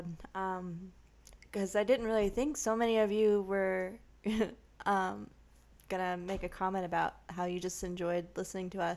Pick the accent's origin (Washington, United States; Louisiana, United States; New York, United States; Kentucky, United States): Louisiana, United States; moved away as an adult; also born or lived in Augusta, Georgia; I am from the deep South Louisiana. I've been born and raised there. I've lived on a bayou